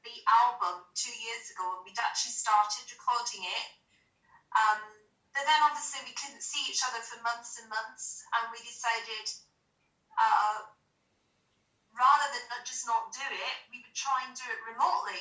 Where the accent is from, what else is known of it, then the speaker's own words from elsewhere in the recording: Glasgow, Scotland, United Kingdom; now in London, United Kingdom; I'm Scottish, and I come from Glasgow, and it's quite a kind of a musical kind of city